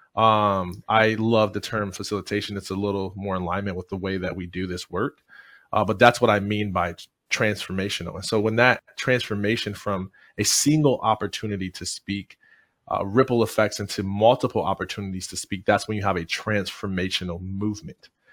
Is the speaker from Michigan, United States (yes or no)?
yes; Jackson, Michigan, United States; I am originally from Jackson, Michigan